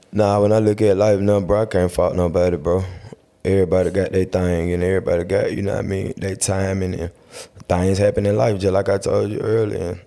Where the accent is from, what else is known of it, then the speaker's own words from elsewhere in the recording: Atlanta, Georgia, United States; I'm from Atlanta